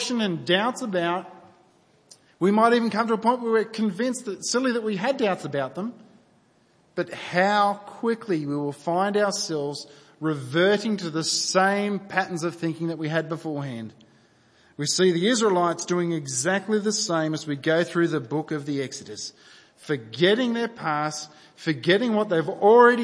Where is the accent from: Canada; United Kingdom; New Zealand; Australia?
Australia; New South Wales; I grew up in New South Wales